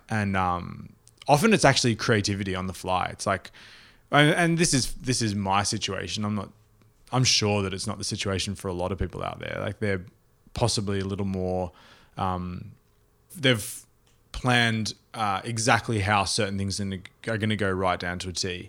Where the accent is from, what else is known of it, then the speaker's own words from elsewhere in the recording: Australia; also born or lived in New York; as an Australian